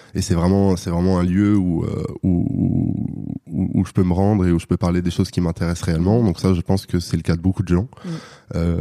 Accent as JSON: {"language": "French", "town": "Paris", "region": "Île-de-France", "country": "France", "said": "je viens de Paris"}